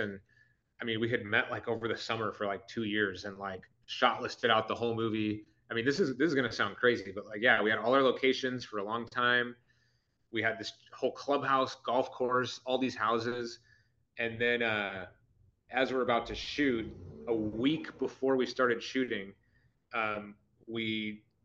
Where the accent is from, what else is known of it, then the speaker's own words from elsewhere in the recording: Buffalo Grove, Illinois, United States; moved away as an adult; also born or lived in Barrington, Illinois / Chicago; I was born in Barrington and I kind of used that to be as like an inn where I didn't grow up there. I grew up in Buffalo Grove.